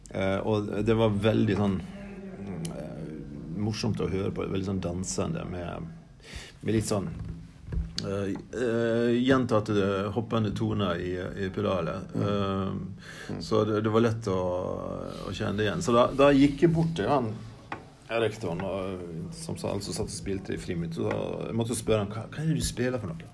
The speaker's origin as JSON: {"language": "Norwegian", "town": "Vatne", "region": "Møre og Romsdal", "country": "Norway", "tie": "born or raised there", "said": "i kirka hjemme på Vatnet på Sunnmøre der jeg vokste opp"}